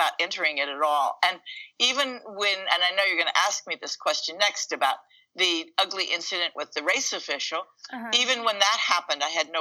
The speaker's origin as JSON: {"language": "English", "town": "Syracuse", "region": "New York", "country": "United States", "said": "I was from Syracuse, New York"}